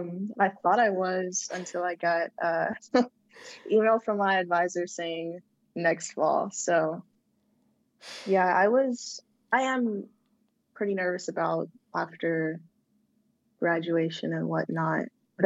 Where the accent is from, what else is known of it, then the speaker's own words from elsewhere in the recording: San Diego, California, United States; So I grew up in from California. I was born in San Diego, grew up around in like a Hispanic community.